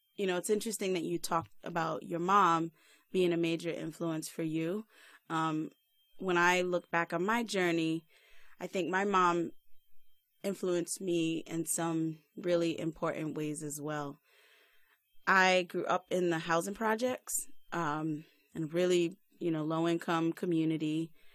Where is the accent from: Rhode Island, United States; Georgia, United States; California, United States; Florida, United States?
Rhode Island, United States; now in Silver Spring, United States; I'm originally from Rhode Island. Shout out to all my peoples there. But right now, I'm living in Silver Spring, Maryland